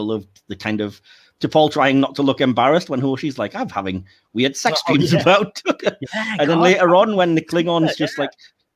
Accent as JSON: {"language": "English", "region": "England", "country": "United Kingdom", "said": "I'm English"}